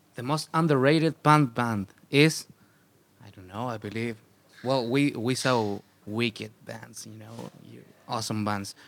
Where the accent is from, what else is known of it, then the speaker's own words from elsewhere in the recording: Santiago, Santiago Metropolitan Region, Chile; English is a second language; we are from the Santiago, which of course, it is the capital city